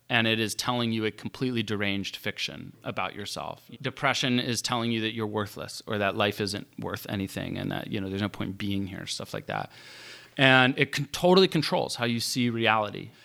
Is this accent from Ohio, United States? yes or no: no; Morgantown, West Virginia, United States; growing up in Morgantown